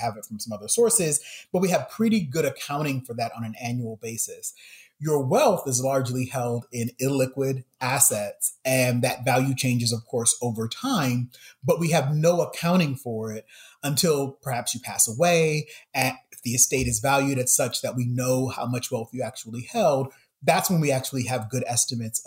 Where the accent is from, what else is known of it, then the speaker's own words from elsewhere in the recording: Saint Paul, Minnesota, United States; where I grew up in St. Paul, Minnesota